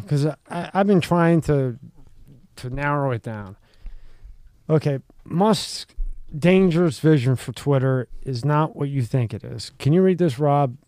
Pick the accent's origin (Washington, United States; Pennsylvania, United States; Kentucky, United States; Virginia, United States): Pennsylvania, United States; Philadelphia; a guy I grew up in Philly